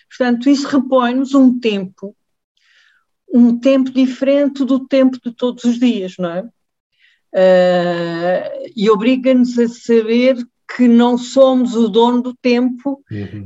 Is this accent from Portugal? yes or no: yes; Évora, Alentejo, Portugal; Eu, eu nasci e, e vivo em Évora